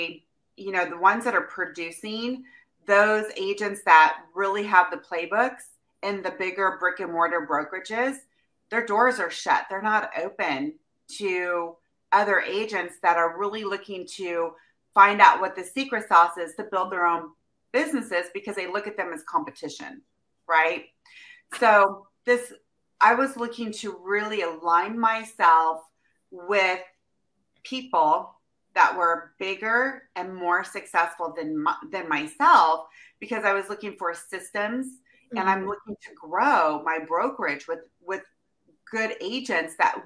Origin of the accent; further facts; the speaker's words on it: Midwest, United States; now in Temecula, United States; I am from the Midwest